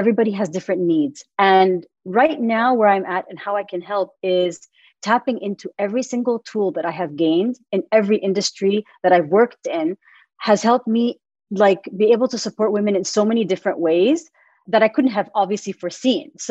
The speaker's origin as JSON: {"language": "English", "region": "Middle East", "country": "Saudi Arabia", "moved": "as an adult", "said": "I am Saudi American. Lived all my life in the Middle East up until 2016."}